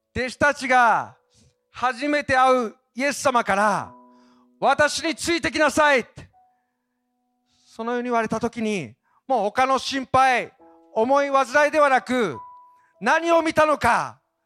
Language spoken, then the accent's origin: Japanese; Obihiro, Hokkaido, Japan; moved away; 帯広に行く際は、ぜひ、かな、片田舎にあります、私の実家